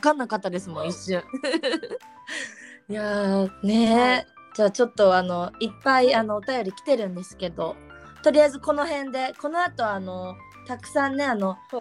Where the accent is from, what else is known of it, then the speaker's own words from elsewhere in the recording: Hokkaido, Japan; moved away; うちあの北海道出身なんですけど